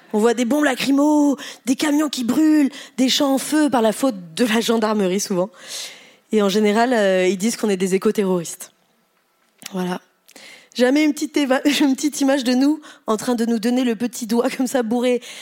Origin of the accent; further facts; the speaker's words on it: Pontoise, Île-de-France, France; je suis née à Pontoise, dans le 9-5